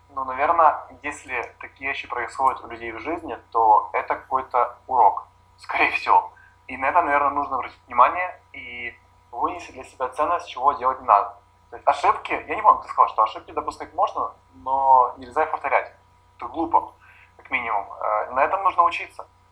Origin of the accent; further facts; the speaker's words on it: Kyiv, Ukraine; я родился в Киеве